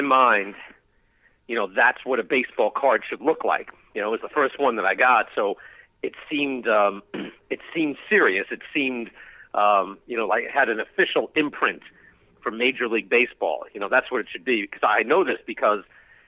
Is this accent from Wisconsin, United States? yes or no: no; Long Island, New York, United States; I can still remember where I used to shop for them at the Nassau Mall when I was growing up on Long Island.